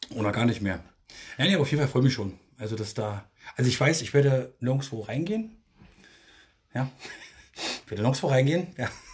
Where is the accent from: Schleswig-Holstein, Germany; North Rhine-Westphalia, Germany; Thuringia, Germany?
Thuringia, Germany; now in Berlin, Germany; bei uns in Thüringen